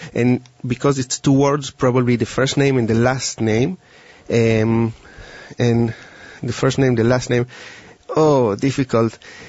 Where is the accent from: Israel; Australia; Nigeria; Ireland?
Israel; moved away; And I came from Israel 10 years ago, and I used to work a little bit with the police, but mostly with a business corporation.